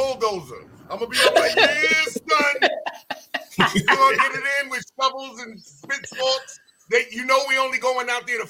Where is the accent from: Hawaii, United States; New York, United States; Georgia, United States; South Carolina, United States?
New York, United States; New York City; I was born and raised in Rochdale Village. I was born and raised on Linden Boulevard and 195 and Farmers in Linden.